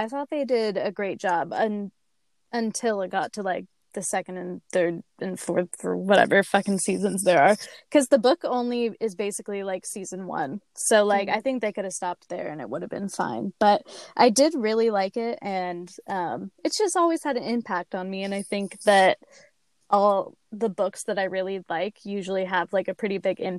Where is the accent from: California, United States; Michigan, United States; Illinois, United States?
California, United States; we're from California.